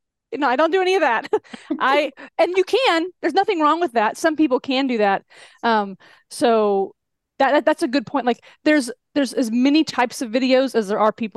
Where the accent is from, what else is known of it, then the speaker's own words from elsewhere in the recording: Texas-Mexico border, United States; moved away; I grew up on the Texas border, Mexico-Texas border. So I got the y'all authentically. And now I'm back